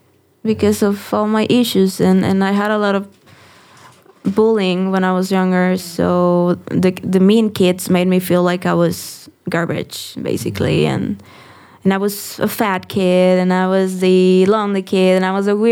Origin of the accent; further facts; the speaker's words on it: Tijuana, Baja California, Mexico; now in Mexico City, Mexico; I'm from Tijuana, so I grew up listening